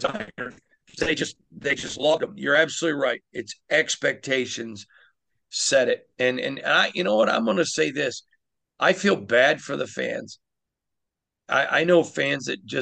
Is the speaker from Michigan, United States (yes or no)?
yes; Michigan, United States; now in Las Vegas, United States; I'm from Michigan.